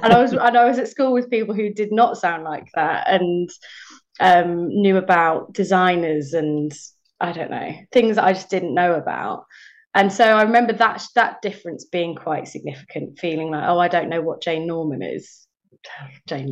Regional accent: Buckinghamshire, South East England, United Kingdom; also born or lived in Watford, Hertfordshire; we moved just a few miles up the road, crossed the border into Buckinghamshire

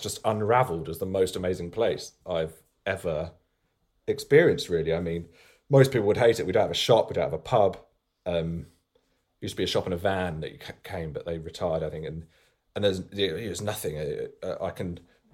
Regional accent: the Fens, Cambridgeshire, East of England, United Kingdom; now in Suffolk, United Kingdom; I grew up in the Fens, which... flatlands in Cambridgeshire, not too far from here.

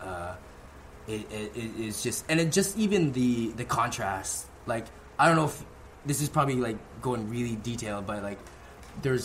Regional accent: Vancouver, British Columbia, Canada; I come from the West Coast of Vancouver.

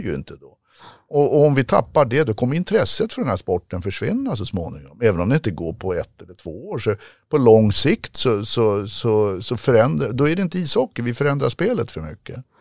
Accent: Sweden; jag är uppfostrad i Sverige

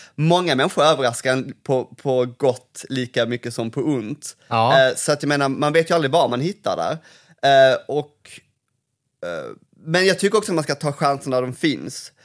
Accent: Malmö, Skåne, Sweden; moved away; här växte jag upp

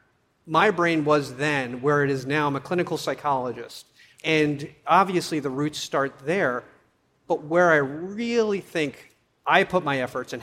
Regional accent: New York, United States; as a kid growing up in New York

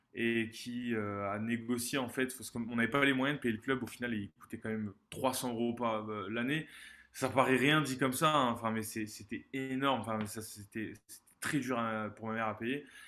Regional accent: Montpellier, Occitania, France; je suis né à Montpellier, dans le sud de la France, en 94

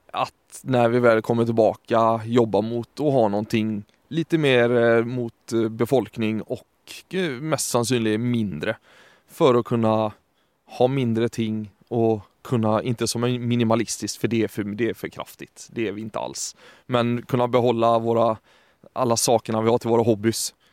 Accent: Sweden; accent: Gothenburg dialect; moved away; så ble det med litt göteborgsk dialekt, ettersom jeg er svensk.

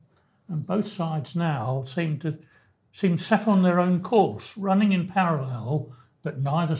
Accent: Wales, United Kingdom; I am an Englishman who grew up in Wales, and in Wales it's mam.

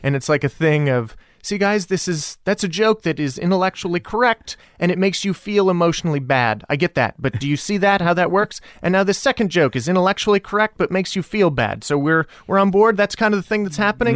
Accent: El Paso, Texas, United States; moved away; also born or lived in San Francisco; I grew up in El Paso, Texas.

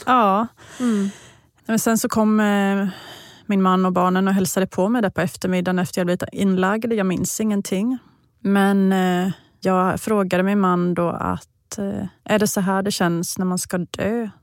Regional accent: Vetlanda, Jönköping County, Sweden; hemma i Vetlanda.

